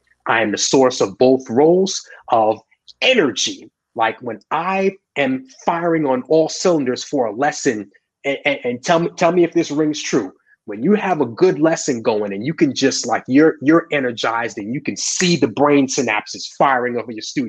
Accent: Long Island, New York, United States; I grew up on Long Island

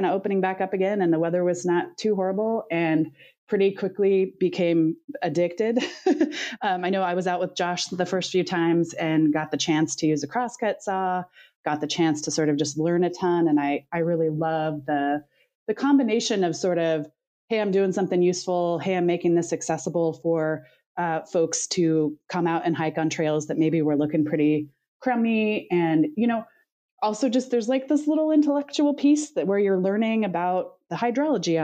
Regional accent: the Redwoods, Northern California, United States; moved away as an adult; now in Oregon, United States; I'm originally from Northern California, actually, the Redwoods

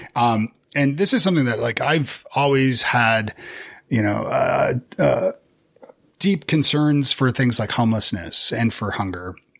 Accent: Canada; as a Canadian

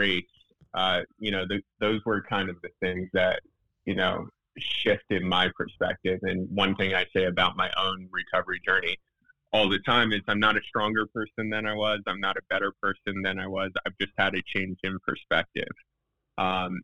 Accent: West Chester, Pennsylvania, United States; I grew up in Westchester. It's a suburb outside of Philadelphia, about 30 minutes outside the city

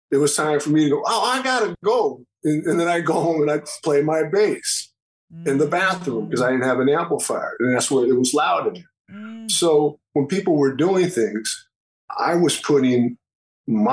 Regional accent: San Francisco, California, United States; I was born and raised in San Francisco.

